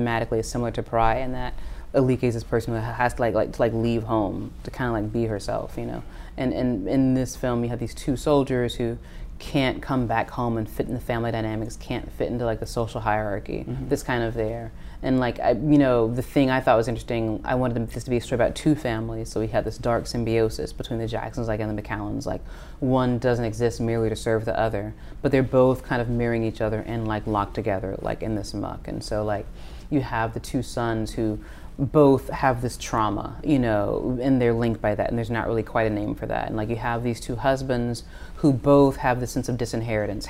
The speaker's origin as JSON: {"language": "English", "town": "Nashville", "region": "Tennessee", "country": "United States", "said": "I'm from Nashville, Tennessee"}